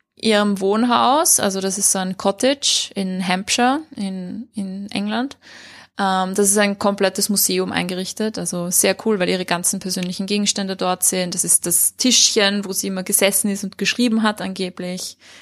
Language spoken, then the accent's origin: German; Vienna, Austria; bei uns in Wien oder in Österreich